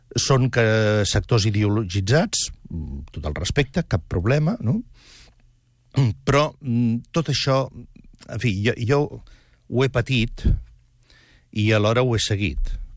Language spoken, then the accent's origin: Catalan; Catalonia, Spain; com a periodista català